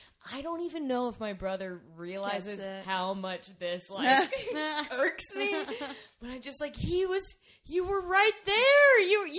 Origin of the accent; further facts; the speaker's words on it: Lancaster, South Carolina, United States; moved away as an adult; now in Chicago, United States; I'm from Lancaster, South Carolina originally.